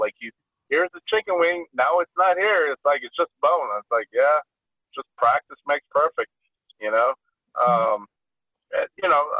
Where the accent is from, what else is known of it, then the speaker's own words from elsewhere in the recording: Chicago, Illinois, United States; growing up in Chicago, my family took me to like the fanciest of restaurants